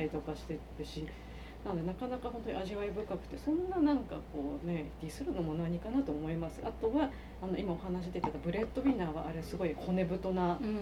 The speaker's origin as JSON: {"language": "Japanese", "region": "Miyagi", "country": "Japan", "tie": "born or raised there", "moved": "yes", "lives_now": "Nagoya, Japan", "said": "私が宮城出身なんで"}